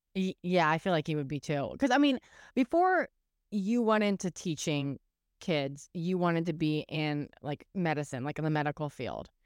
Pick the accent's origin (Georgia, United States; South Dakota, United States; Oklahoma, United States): Oklahoma, United States; when I was a kid, we grew up in Oklahoma